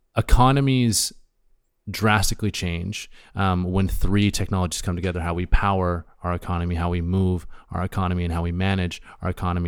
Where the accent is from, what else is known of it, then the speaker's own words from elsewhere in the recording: Hornby Island, British Columbia, Canada; I grew up on Hornby Island myself